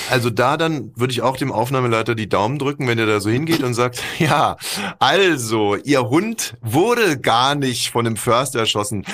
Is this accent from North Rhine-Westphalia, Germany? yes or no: no; Berlin, Germany; wir als Berliner